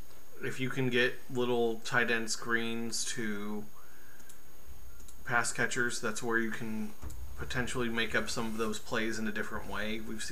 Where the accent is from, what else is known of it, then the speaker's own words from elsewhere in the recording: Oklahoma, United States; I say I'm from Oklahoma